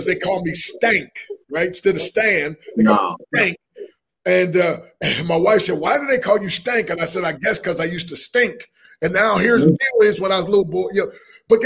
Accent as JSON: {"language": "English", "town": "Harrisburg", "region": "Pennsylvania", "country": "United States", "tie": "born or raised there", "said": "I grew up in Harrisburg, Pennsylvania"}